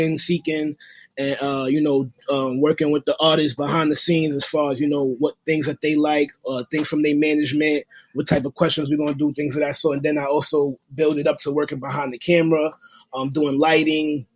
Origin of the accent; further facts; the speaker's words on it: New York City, New York, United States; I'm from Brooklyn, New York